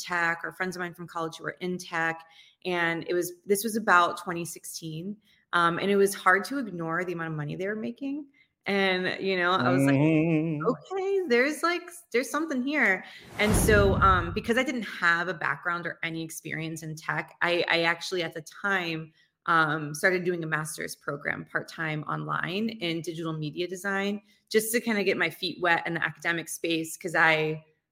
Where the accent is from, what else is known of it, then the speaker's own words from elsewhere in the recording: Dover, Delaware, United States; moved away; also born or lived in Hoboken, New Jersey; I actually grew up in Delaware, believe it or not. I was born in Delaware